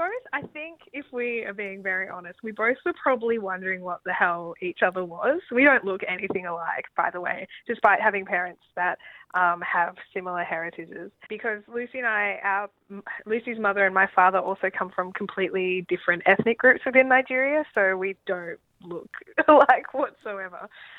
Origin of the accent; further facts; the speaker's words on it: Australia; I'm Australian.